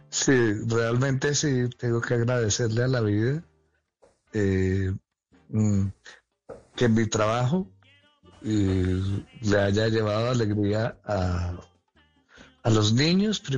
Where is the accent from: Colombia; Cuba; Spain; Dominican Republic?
Colombia; Caribbean coast; sí, dímelo a mí que soy costeño.